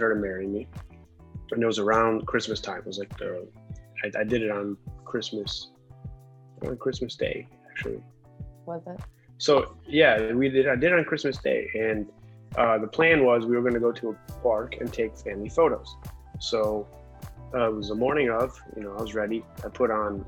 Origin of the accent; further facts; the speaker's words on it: Cleveland, Ohio, United States; also born or lived in Boston / Orlando, Florida; now in Florida, United States; I grew up in Cleveland, Ohio